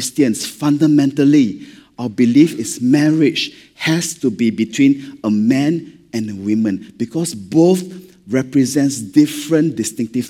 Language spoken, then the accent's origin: English; Malaysia; accent: Malaysian; being Malaysian, when we read scripture, sometimes not enough drama, lah, okay, because of our accent